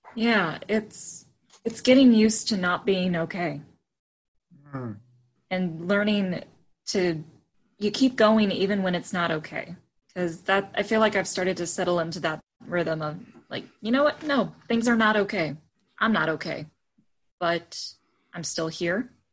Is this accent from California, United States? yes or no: no; Frankfort, Indiana, United States; I grew up originally in Frankfort, Indiana, and attended St. Matthew United Methodist